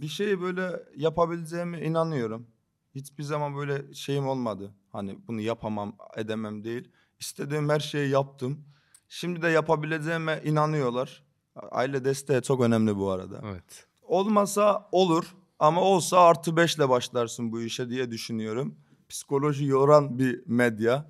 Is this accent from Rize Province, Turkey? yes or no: yes; Rize Province, Turkey; accent: Rize; moved away as an adult; now in Istanbul, Turkey; Doğma büyüme Rizeliyim. Burada doğdum, İstanbul'da doğdum ama 5 e, sene burada kaldım. Ondan sonra full Rize'deydim.